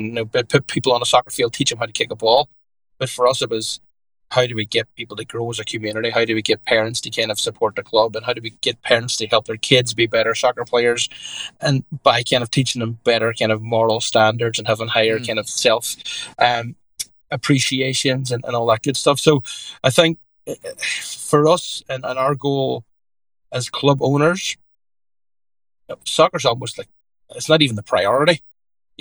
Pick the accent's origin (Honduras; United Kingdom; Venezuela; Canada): United Kingdom; Derry, Northern Ireland; moved away as an adult; now in Connecticut, United States; grew up as an Irish Catholic in Derry in Ireland